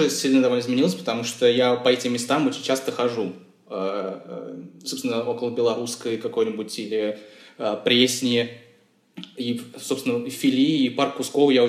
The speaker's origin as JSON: {"language": "Russian", "region": "Moscow", "country": "Russia", "tie": "born or raised there", "said": "потому что я, например, вырос в Чертаново, да, тоже э, место довольно странное"}